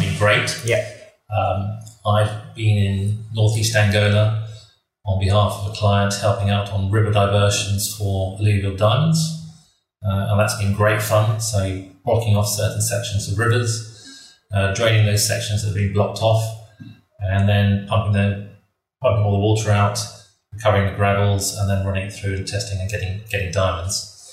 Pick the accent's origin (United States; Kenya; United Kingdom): Kenya; moved away; I grew up in Kenya.